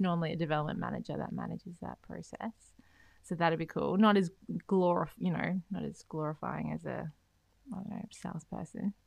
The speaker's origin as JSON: {"language": "English", "town": "Beenleigh", "region": "Queensland", "country": "Australia", "tie": "born or raised there", "also_born_or_lived": "Canada", "said": "Grew up in Beenleigh, um, went to s-, uni at Griffith"}